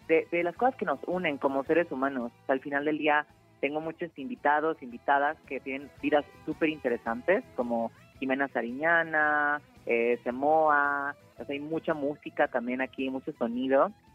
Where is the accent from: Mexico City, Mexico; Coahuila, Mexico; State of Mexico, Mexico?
Mexico City, Mexico; also born or lived in Querétaro; yo soy chilanga, soy aquí de la Ciudad de México, pero viví en Querétaro unos años